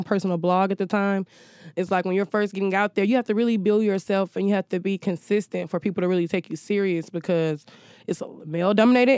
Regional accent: Newnan, Georgia, United States; moved away; also born or lived in Alabama; I'm originally from Noonan, Georgia, which is like 30 miles south of Atlanta

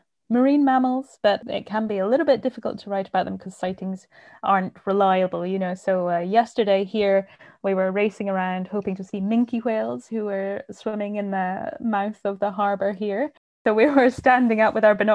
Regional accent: Inverness-shire, Scotland, United Kingdom; now in Stromness, United Kingdom; I grew up in Inverness-shire and we lived in the countryside

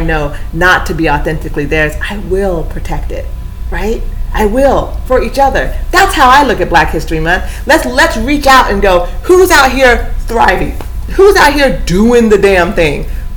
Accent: Eugene, Oregon, United States; I grew up in Eugene

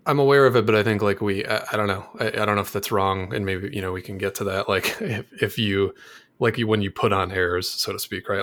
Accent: Michigan, United States; now in San Francisco Bay Area, United States; I'm from Michigan originally, and that's where Mike and I met, uh, but I now live in the San Francisco Bay Area

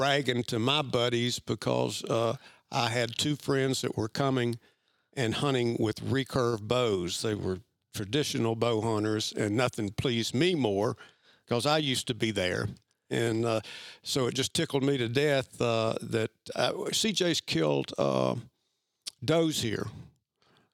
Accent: Bristol, Virginia, United States; I grew up in Bristol, Virginia

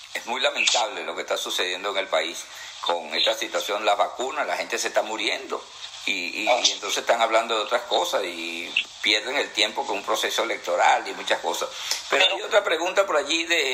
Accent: Venezuela; moved away; yo soy venezolano y me crié allá y tengo mi familia y todo allá

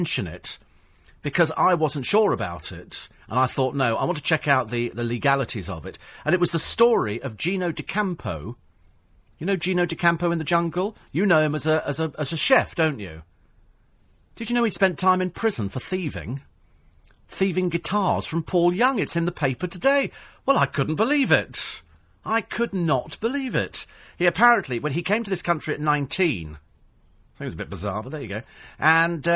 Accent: Bromley, London, United Kingdom; I was born in Bromley.

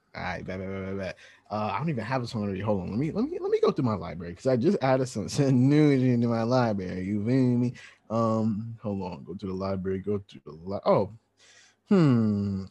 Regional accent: New York, United States; I'm from New York

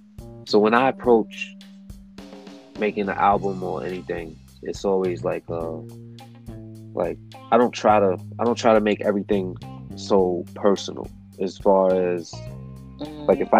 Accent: Connecticut, United States; also born or lived in Long Island, New York; I was born in Long Island, New York. Moved to Connecticut to start school, and I'm still in Connecticut now.

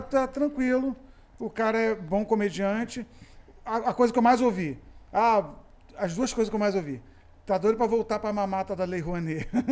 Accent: Macaé, Rio de Janeiro, Brazil; moved away as an adult; eu fui criado em Macaé

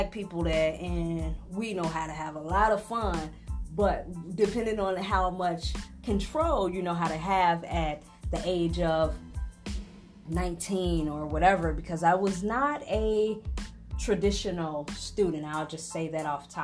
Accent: Chicago, Illinois, United States; I am a Chicagoan. I was born and raised in Humboldt Park, Chicago in the 90s

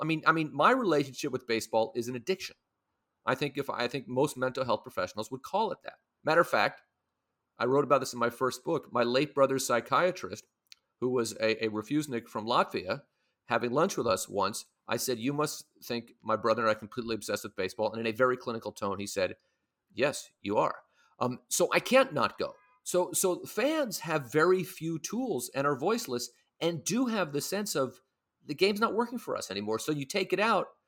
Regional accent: San Francisco, California, United States; now in New York, United States; When I was growing up in San Francisco

